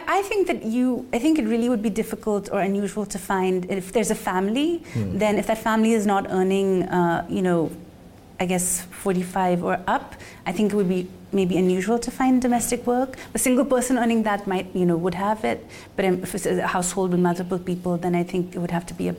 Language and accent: English; India; moved away; I grew up in India then went away